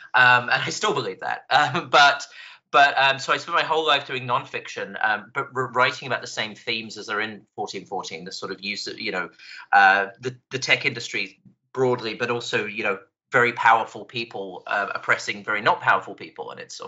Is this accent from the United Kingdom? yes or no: yes; England, United Kingdom; accent: British; also born or lived in Scotland; now in United States; I was born in Scotland. I grew up in England, and I've been in the United States for 12 years now. So my accent it's just a train wreck of different vowel sounds.